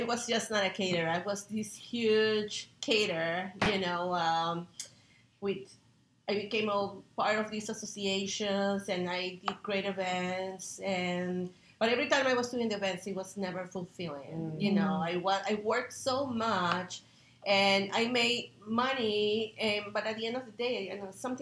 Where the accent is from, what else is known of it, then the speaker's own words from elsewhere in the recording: Peru; now in United States; I'm from Peru, and I'm a chef here in the United States